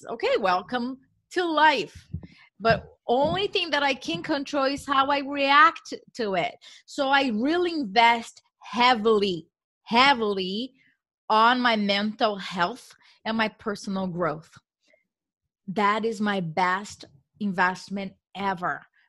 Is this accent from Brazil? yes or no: yes; Brazil; English is a second language; I am a woman. I am from Brazil. I don't speak English, as English is not my first language. So I make a lot of mistakes.